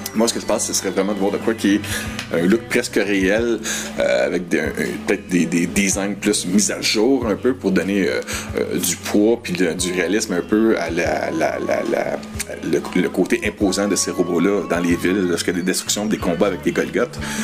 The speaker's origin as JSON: {"language": "French", "region": "Quebec", "country": "Canada", "first_language": "French", "said": "je suis québécois-français d'origine à la base, même si je suis parfait bilingue"}